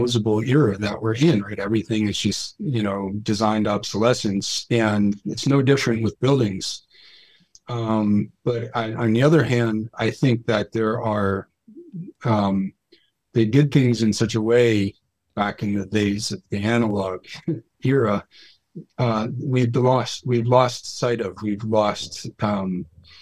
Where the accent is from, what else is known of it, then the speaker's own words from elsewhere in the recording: New Jersey, United States; I grew up again in New Jersey. And so I grew up in a 100-year-old house